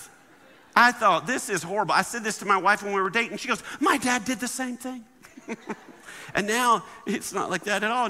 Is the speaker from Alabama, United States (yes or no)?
yes; Alabama, United States; I grew up in Alabama